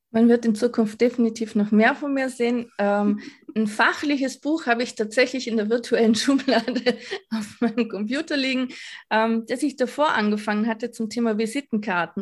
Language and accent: German; Vorarlberg, Austria; Ich komme aus Vorarlberg, also Westösterreich